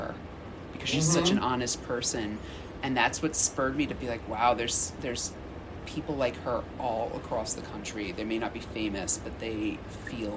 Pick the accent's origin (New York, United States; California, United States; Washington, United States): New York, United States; New York City; now in Philadelphia, United States; I'm originally from Brooklyn, New York, and I am located in Philadelphia